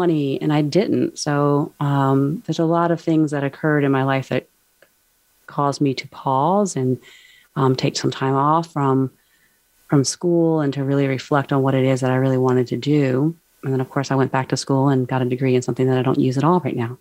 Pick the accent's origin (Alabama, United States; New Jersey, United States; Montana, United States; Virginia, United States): Virginia, United States; Charlottesville; I grew up near Charlottesville, Virginia, and that's where I reside now.